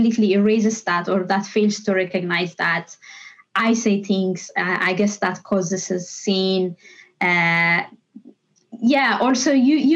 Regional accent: Ethiopia; moved away as an adult; now in Dublin, Ireland; I come from Ethiopia. I grew up there.

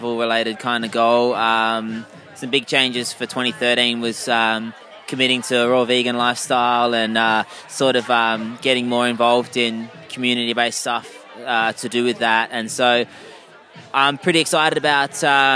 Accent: Perth, Western Australia, Australia; also born or lived in United Kingdom; I'm a UK born guy, but grew up here, like, since I was, you know, 3 years old

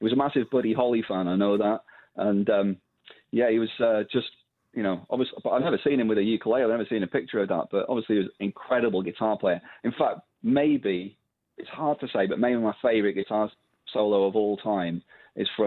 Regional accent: Blackpool, North West England, United Kingdom; I'm from Blackpool myself

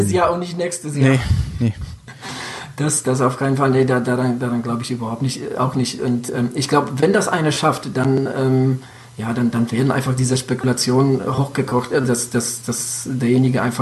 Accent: Hesse, Germany; Ich hatte hier bei uns in Hessen, ähm, bei dir wahrscheinlich was ähnlich, waren hier Anfang 90er sehr viele äh, Amerikaner stationiert. Ich hatte in meiner äh, Nachbarschaft viele Amis

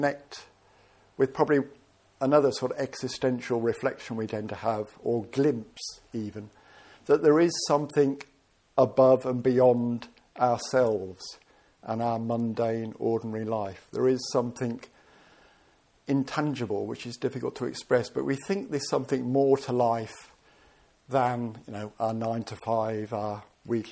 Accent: Birmingham, West Midlands, United Kingdom; I ended up being English and born in Birmingham

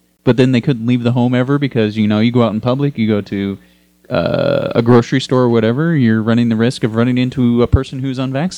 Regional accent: Texas, United States; from my home state of Texas

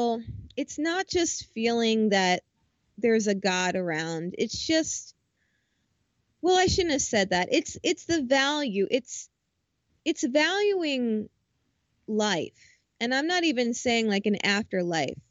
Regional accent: New Jersey, United States; I'm from Jersey

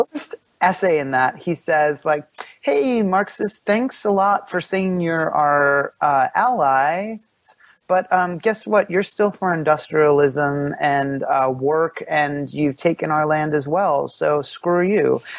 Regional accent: Pennsylvania, United States; I grew up in Pennsylvania

